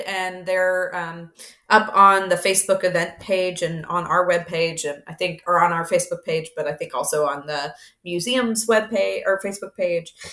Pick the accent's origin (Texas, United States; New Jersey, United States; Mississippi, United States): Mississippi, United States; I grew up in Mississippi